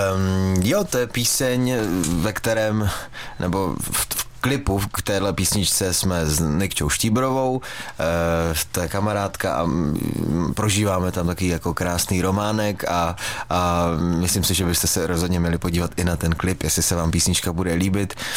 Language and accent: Czech; Frýdek-Místek, Moravian-Silesian Region, Czechia; my třeba ve Frýdku